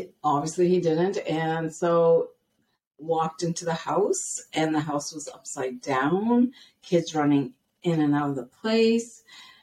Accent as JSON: {"language": "English", "town": "Ottawa", "region": "Ontario", "country": "Canada", "tie": "born or raised there", "also_born_or_lived": "British Columbia, Canada", "moved": "as an adult", "lives_now": "Blaine, United States", "said": "I'm born and raised in Ottawa, Ontario, Canada."}